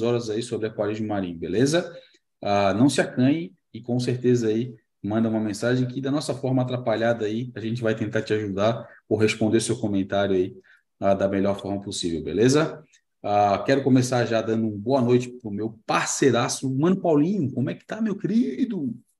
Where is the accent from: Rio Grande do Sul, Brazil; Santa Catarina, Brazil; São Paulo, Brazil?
Santa Catarina, Brazil; Florianópolis; mas eu também sou neto e também sou de Floripa